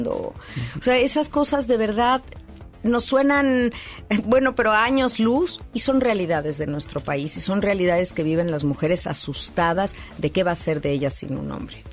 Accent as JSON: {"language": "Spanish", "region": "Mexico City", "country": "Mexico", "said": "en la Ciudad de México, de donde yo soy"}